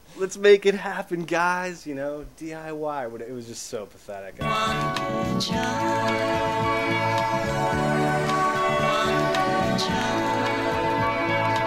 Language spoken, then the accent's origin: English; outside of Boston, Massachusetts, United States; moved away; growing up outside of Boston, coming into Boston for shows as a teenager